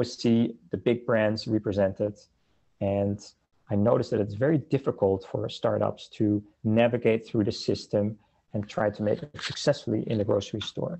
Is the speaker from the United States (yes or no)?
no; Netherlands; moved away as an adult; now in Canada; I'm originally from the Netherlands, and I came to Canada in the early 2000s